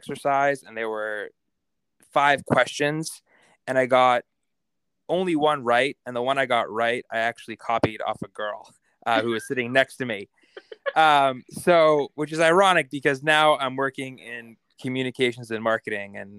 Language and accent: English; Boston, Massachusetts, United States; I grew up just outside Boston, Massachusetts, and both my parents are immigrants from Italy. I was born in Boston